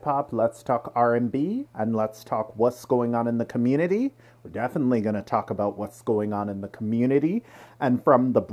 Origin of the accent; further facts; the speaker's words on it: Durham Region, Ontario, Canada; also born or lived in Pickering, Ontario / Ajax, Ontario; I grew up in Durham region myself, too. I went to school up there. I grew up in Pickering. I grew up in Ajax.